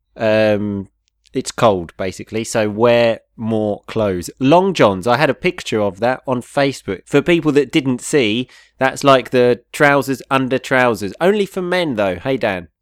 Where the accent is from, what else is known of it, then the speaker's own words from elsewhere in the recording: United Kingdom; we come from a place so close to London